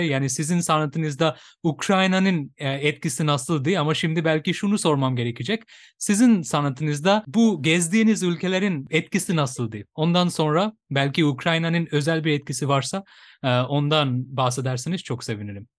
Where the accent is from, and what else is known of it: Bangladesh; Turkish is a second language; now in Turkey